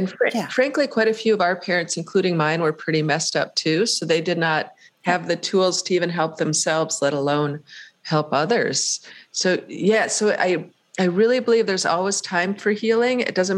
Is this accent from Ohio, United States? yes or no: yes; Painesville, Ohio, United States; And in the town of Painesville, my hometown is called Painesville, ironically, there was a curfew siren at night